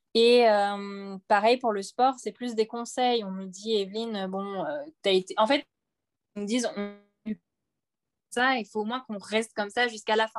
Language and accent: French; Réunion; moved away as an adult; now in Hauts-de-Seine, France; comme je viens de La Réunion, à La Réunion, on regarde beaucoup euh, les Miss